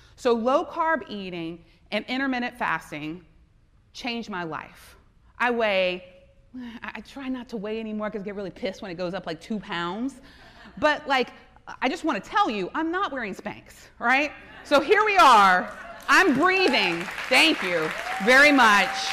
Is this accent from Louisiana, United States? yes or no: yes; South Louisiana, United States; I am from South Louisiana. My family is Lebanese.